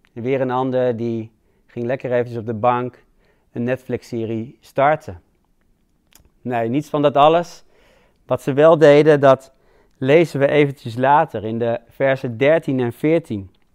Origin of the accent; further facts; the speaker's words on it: Netherlands; wij als Hollanders